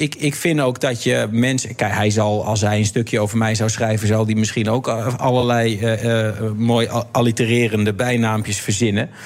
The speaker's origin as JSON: {"language": "Dutch", "country": "Netherlands", "said": "als Nederlanders"}